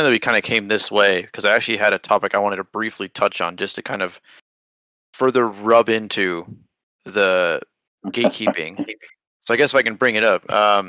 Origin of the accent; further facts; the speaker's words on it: United States; Even though we're bitter because we're American